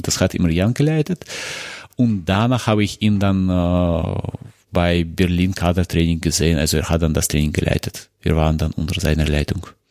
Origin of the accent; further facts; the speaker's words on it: Moscow, Russia; moved away; ich komme aus Moskau, aus Russland